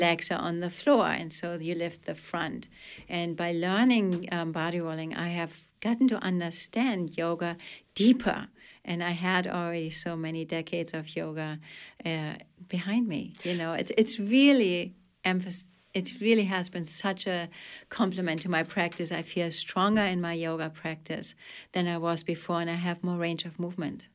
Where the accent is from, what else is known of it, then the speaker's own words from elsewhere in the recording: Germany; accent: German; English is a second language; now in Belfast, United States; especially to my home country, and teach it in Germany